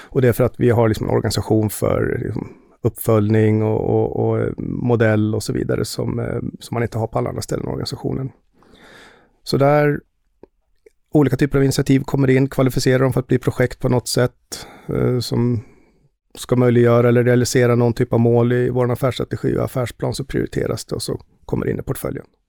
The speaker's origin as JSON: {"language": "Swedish", "town": "Västerås", "region": "Västmanland", "country": "Sweden", "tie": "born or raised there", "also_born_or_lived": "United States", "moved": "as an adult", "lives_now": "Stockholm, Sweden", "said": "Jag är född och uppvuxen i Västerås"}